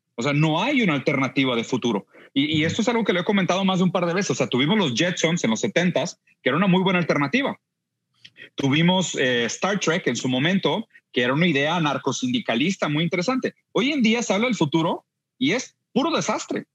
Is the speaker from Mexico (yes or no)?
no; Brazil; Yo siendo brasileño